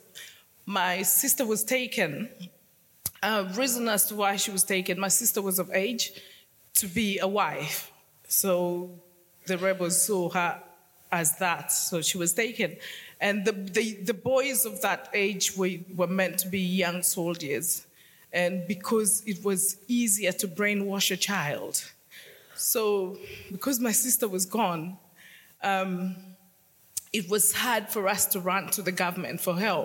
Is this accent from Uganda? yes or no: yes; Northern Region, Uganda; now in London, United Kingdom; I was born in northern Uganda